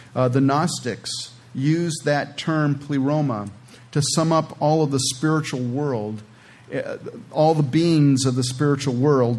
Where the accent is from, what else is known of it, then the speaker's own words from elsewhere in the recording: California, United States; moved away; I'm originally from California